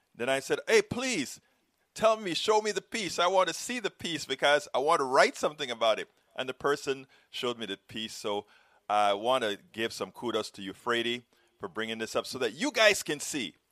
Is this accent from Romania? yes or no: no; Panama; moved away as an adult; now in United States; I am from Central America